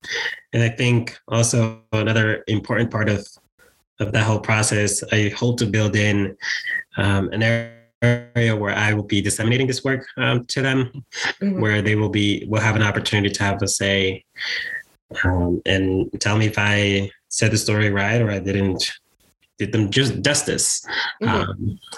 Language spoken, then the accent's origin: English; Bronx, New York, United States; from the moment I arrived to the United States, I grew up in the Bronx.